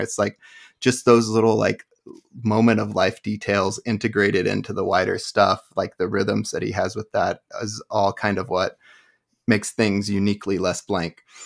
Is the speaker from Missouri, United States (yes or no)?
yes; Southwest Missouri, United States; I grew up in Missouri